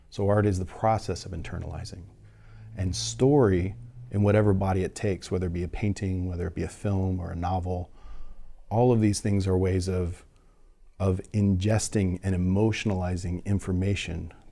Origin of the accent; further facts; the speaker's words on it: California, United States; No, I'm from, like I'm from the Bay Area.